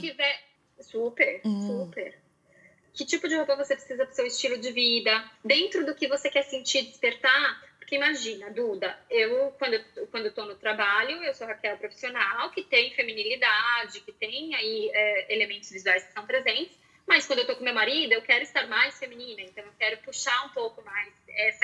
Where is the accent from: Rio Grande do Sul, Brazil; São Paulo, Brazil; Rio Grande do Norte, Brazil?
Rio Grande do Sul, Brazil; Porto Alegre; eu nasci em Porto Alegre